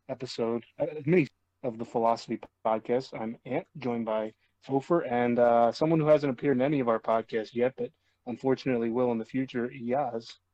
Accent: United States; because I'm an American.

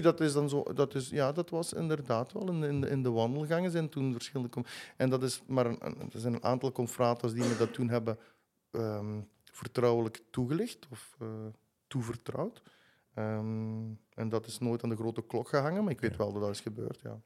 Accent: Gingelom, Flanders, Belgium; ik woon in Jeuk, in Gingel mhm. langs Centruiden. truiden Dus eh, ik ben altijd blijven wonen in het, in het dorpje waar ik ben opgegroeid

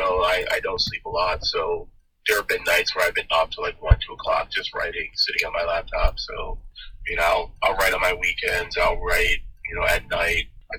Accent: Troy, New York, United States; also born or lived in Cohoes; I'm born and raised in Troy. I have lived there 90% of my life. I lived in Cohoes for like 2 years, and then I moved back to Troy, and I've lived here ever since. And I graduated from Troy High, class of 95.

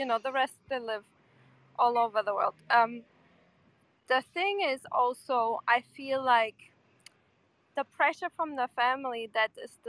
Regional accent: Porto, Norte, Portugal; I'm from Porto.

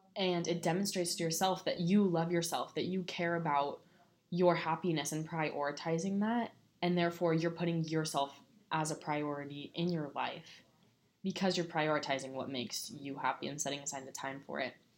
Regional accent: San Juan Capistrano, California, United States; my hometown at San Juan Capistrano

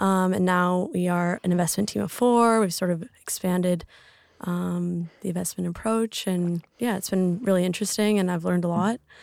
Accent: Lake Tahoe, California, United States; moved away as an adult; also born or lived in Switzerland; now in Sydney, Australia; I'm from Lake Tahoe, California. Um, born and raised

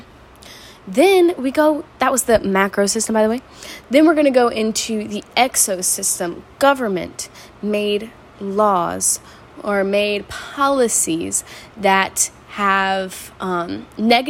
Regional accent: the South, United States; Where I'm from, I'm from the South

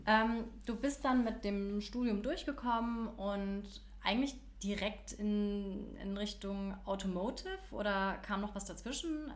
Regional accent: Hamburg, Germany; now in Berlin, Germany; ich komme ja ursprünglich aus Hamburg

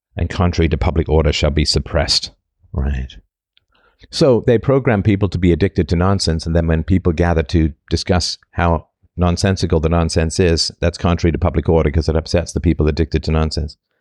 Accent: United Kingdom; accent: vague British; my vague British accent

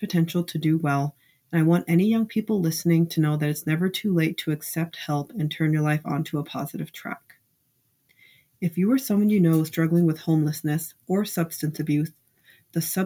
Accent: California, United States; I grew up in California and I spent like my entire childhood and then teenage years volunteering at this homeless shelter

